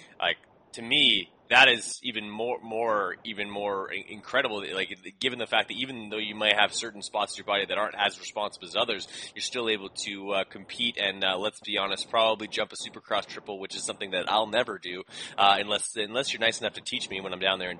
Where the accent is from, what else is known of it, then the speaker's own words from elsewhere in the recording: Canada; I am Canadian